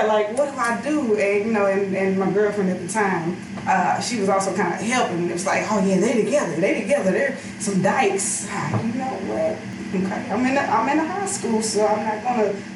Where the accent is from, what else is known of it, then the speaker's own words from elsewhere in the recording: St. Louis, Missouri, United States; born and raised in St. Louis